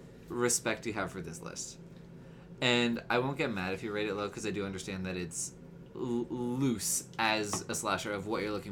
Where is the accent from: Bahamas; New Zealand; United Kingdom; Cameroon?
United Kingdom; accent: British; I'm just British again.